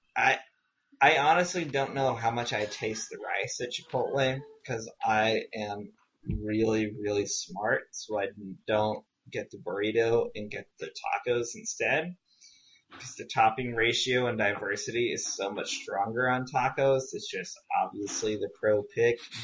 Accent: Southwest, United States; I grew up in the Southwest, which is true

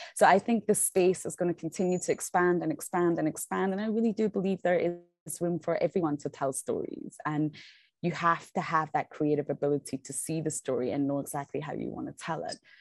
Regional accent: Scotland, United Kingdom; now in South Africa; I'm from Scotland

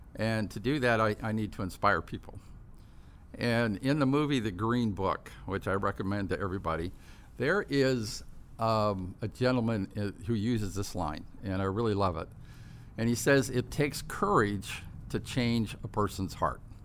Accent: Tustin, California, United States; also born or lived in Fort Campbell, Kentucky / Midway City, California; we moved to Tustin, up in Orange County, and grew up there

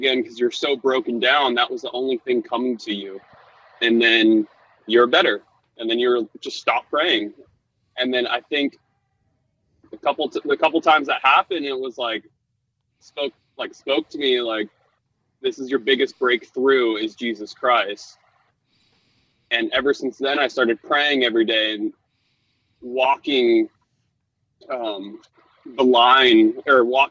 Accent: Laguna Beach, California, United States; growing up in Laguna Beach

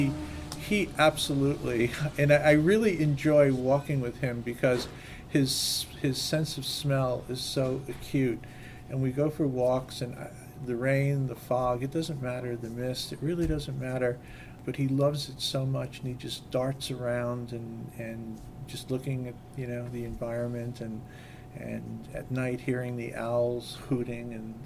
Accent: Florida, United States; I came from Florida, lived in Florida for a while, and the woods in Florida are very different than the woods here.

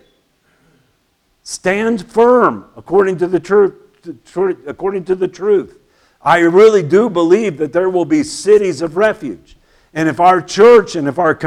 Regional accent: United States; I'm patriotic. I love my country.

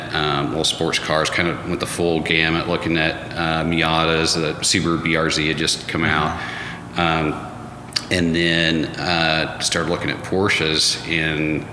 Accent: Duncan, Oklahoma, United States; also born or lived in Dallas / Nashville; I grew up in Duncan, did undergrad at Oklahoma State

